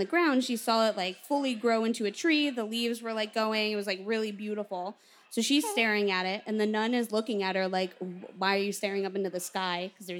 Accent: Bridgeport, Connecticut, United States; I was born in Bridgeport, Connecticut?

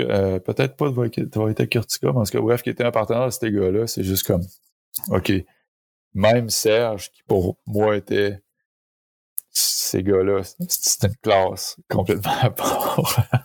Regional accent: Saint-Lambert-de-Lauzon, Quebec, Canada; je viens de, je viens de la sud de Québec, Saint-Lambert de Lauzon, qui est un petit village

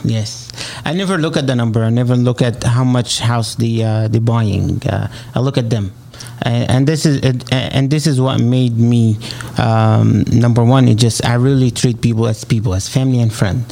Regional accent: Egypt; accent: Arabic; English is a second language; moved away as an adult; now in United States; I'm originally from Egypt

